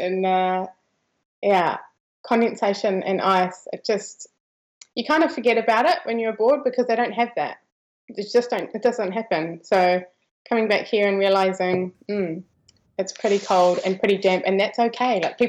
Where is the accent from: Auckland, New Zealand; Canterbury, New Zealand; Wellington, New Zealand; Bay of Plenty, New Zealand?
Canterbury, New Zealand; Christchurch; also born or lived in Europe; pretty much South Island my whole life. In Christchurch since I was a teenager.